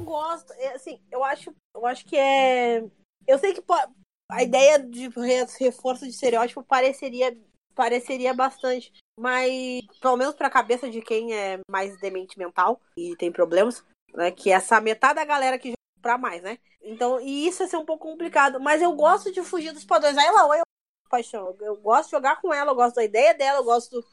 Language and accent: Portuguese; Porto Alegre, Rio Grande do Sul, Brazil; Eu sou de Porto Alegre